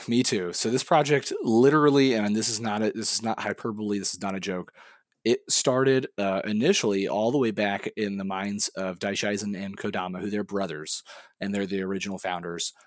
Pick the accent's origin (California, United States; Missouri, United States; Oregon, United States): Missouri, United States; moved away; I'm from Missouri originally